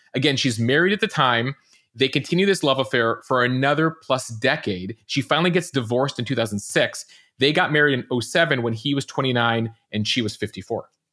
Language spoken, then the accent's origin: English; Chicago, Illinois, United States; moved away; a Chicagoan originally